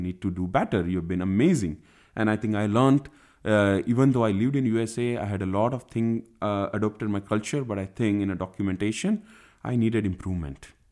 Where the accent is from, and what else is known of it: India; also born or lived in United States